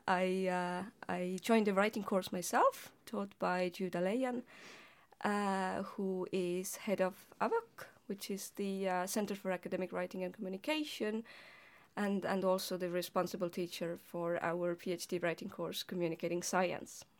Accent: Estonia; as an Estonian linguist, I was, I was, uh, writing as well as reading articles in Estonian as well as in English

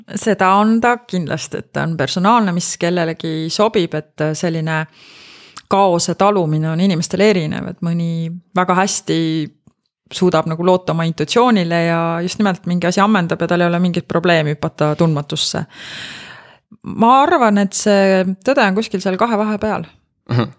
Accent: Rakvere, Lääne-Viru County, Estonia; ma kasvasin Rakveres

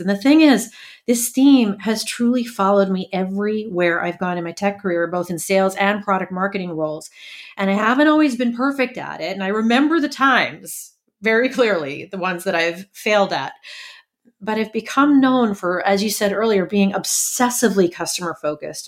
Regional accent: New York City, New York, United States; I was born in Brooklyn in the early seventies

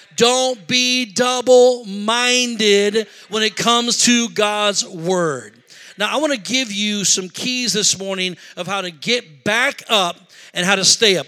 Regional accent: Rockford, Illinois, United States; moved away as an adult; also born or lived in Beloit, Wisconsin / Madison, Wisconsin; we're originally from Rockford

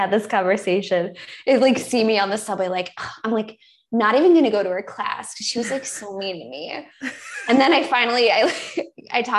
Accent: Buffalo, New York, United States; moved away; my little Buffalo Polish dupa

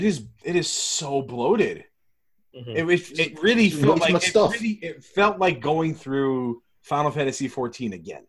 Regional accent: New York, United States; As a New Yorker.

